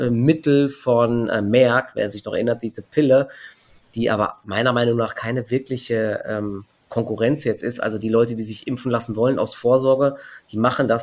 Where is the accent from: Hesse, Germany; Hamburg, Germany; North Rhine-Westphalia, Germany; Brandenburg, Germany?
Hesse, Germany; Offenbach am Main; now in Frankfurt, Germany; Bei uns in Offenbach